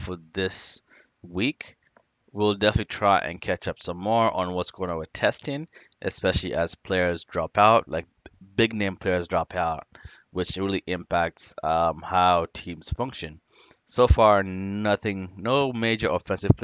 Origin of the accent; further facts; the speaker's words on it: Washington, United States; I'm from Washington State